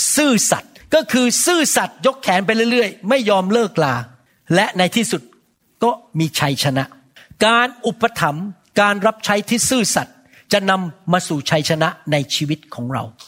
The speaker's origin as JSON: {"language": "Thai", "country": "Thailand", "moved": "yes", "lives_now": "United States", "said": "คนไทยเรา"}